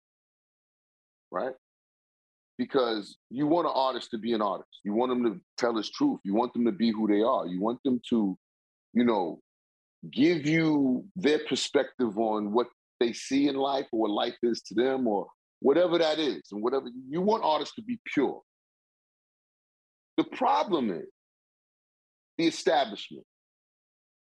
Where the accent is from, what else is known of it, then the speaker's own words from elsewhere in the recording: New York City, New York, United States; I'm from Queens